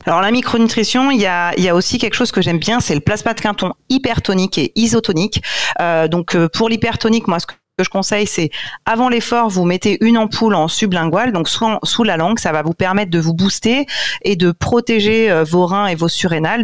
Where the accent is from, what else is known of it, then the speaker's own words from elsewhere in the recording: Corsica, France; en tant que corse